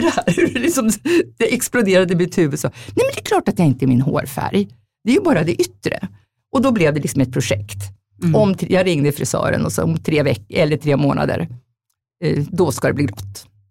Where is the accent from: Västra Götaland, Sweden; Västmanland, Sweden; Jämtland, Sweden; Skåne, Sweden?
Jämtland, Sweden; moved away; also born or lived in Stockholm; jag är egentligen från Jämtland, en bondstorsa helt enkelt, uppfött på älgkött